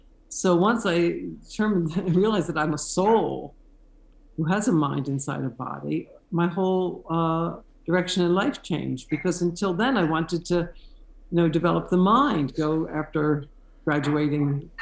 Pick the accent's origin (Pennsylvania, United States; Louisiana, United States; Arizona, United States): Pennsylvania, United States; near Philadelphia; moved away as an adult; also born or lived in Brooklyn, New York; now in Jerusalem, Israel; my long and winding road started in Philadelphia. I was born and raised near Philadelphia to a conservative Jewish family.